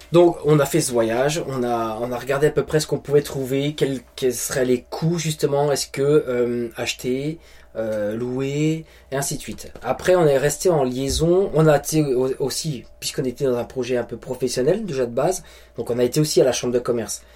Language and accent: French; France; moved away as an adult; now in New Brunswick, Canada; une ville proche de chez nous en France.